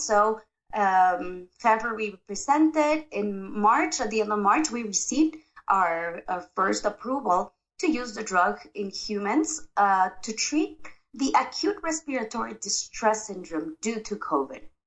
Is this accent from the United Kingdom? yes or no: no; Ecuador; I am from Ecuador, South America